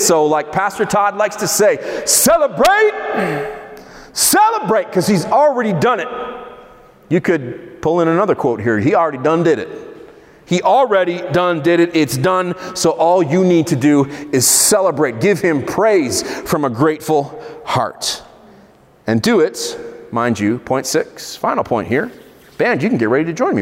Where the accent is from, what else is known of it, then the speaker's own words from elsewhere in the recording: Israel; I grew up in Israel